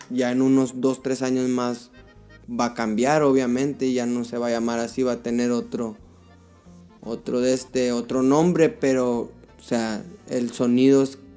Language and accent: Spanish; Mexico; somos mexicanos, nos traemos raíces raíces mexicanas, o sea que esto pues como ya de niño pues yo escucho corridos de niño